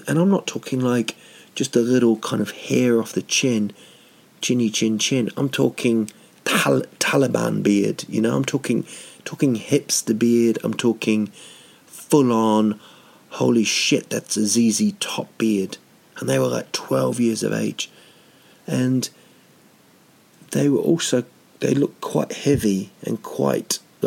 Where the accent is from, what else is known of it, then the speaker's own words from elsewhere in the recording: Rotorua, Bay of Plenty, New Zealand; there's a place in Rotorua, my hometown, called Whakawerawera